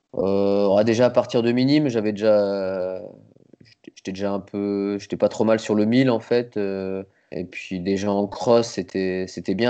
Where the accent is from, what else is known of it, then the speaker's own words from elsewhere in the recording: Nancy, Grand Est, France; also born or lived in Metz; je suis né à Nancy, mais j'habitais la banlieue à côté, j'habitais à Froire